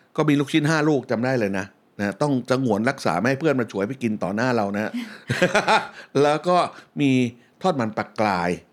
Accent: Bangkok, Thailand; ที่บ้านที่ผมอยู่ แถวสุขุมวิทเมื่อตอนผมเป็นเด็กนะฟังดูหรูนะ ห่างจากซอยท้องหล่อนิดเดียวอยู่สุขุมวิท40

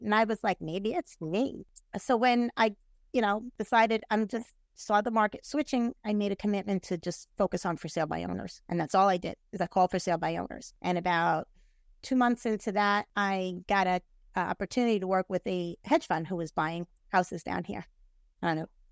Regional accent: New York, United States; now in Tampa Bay, United States; I'm from New York.

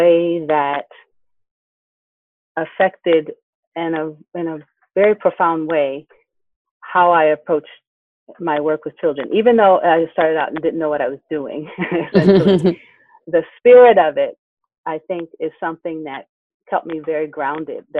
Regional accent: Ohio, United States; moved away; I'm originally from Ohio

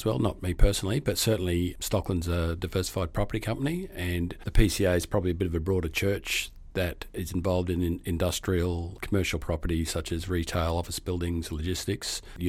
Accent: Brisbane, Queensland, Australia; also born or lived in Gold Coast; now in Western Australia; I came to WA about 11 years ago, but certainly I grew up in Brisbane in the 60s and 70s and moved to the Gold Coast in the 90s.

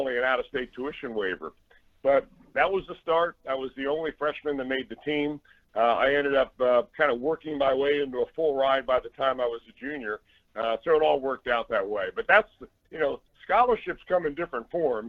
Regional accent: Cincinnati, Ohio, United States; also born or lived in Wilmington, Delaware; we moved to Cincinnati when I was in kindergarten, so I've always considered Cincinnati my hometown

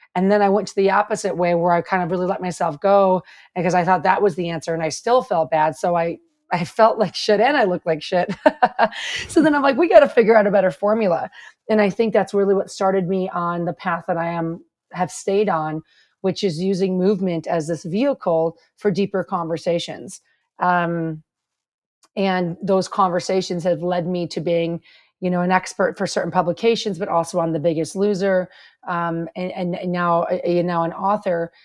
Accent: Chicago, Illinois, United States; moved away; also born or lived in Kansas; when I was growing up in Chicago

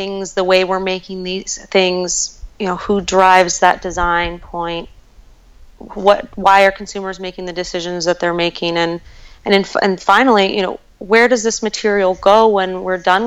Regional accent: Golden, Colorado, United States; I'm from Golden, Colorado, just a little south of Boulder, and I lived along the South Table Mountain

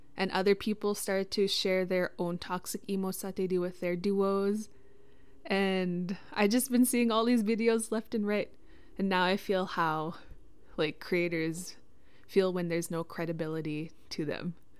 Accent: Witchekan Lake First Nation, Treaty Six territory, Saskatchewan, Canada; I'm from Wichita Lake First Nation, Treaty Six territory

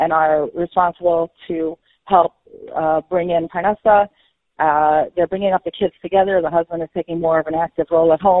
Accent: New York City, New York, United States; I grew up in Flatbush

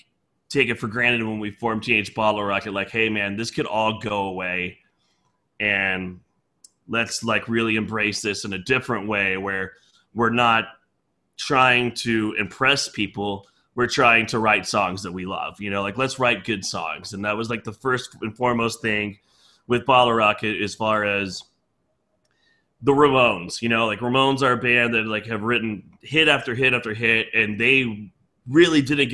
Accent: Chicago, Illinois, United States; as far as I grew up in Chicago. I know

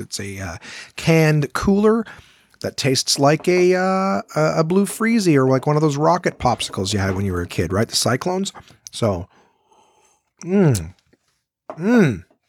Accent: Canada; If you see yourself as Canadian, well, it's like the whole country is mine. I've never been to most of it, but it's my home.

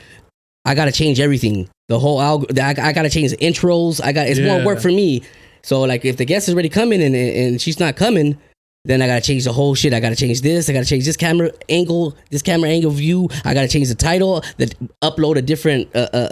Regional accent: El Monte, California, United States; I'm from San Gabriel Valley, Los Angeles County

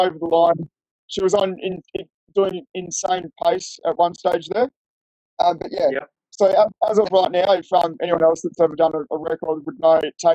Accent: Fremantle, Western Australia, Australia; moved away as an adult; also born or lived in Perth; now in Tasmania, Australia; I'm from Fremantle

